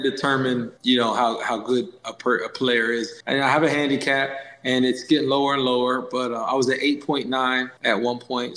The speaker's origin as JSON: {"language": "English", "area": "Lancaster County", "region": "Pennsylvania", "country": "United States", "tie": "born or raised there", "said": "My school's right outside of Philadelphia, but I live about an hour and 20 minutes from Philly. I live in Lancaster County"}